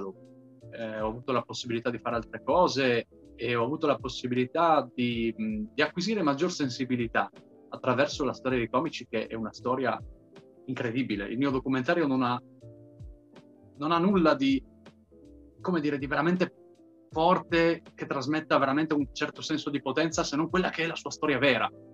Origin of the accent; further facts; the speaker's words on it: Trieste, Friuli-Venezia Giulia, Italy; io essendo un triestino, eh, diciamo, molto, molto fiero della mia origine triestina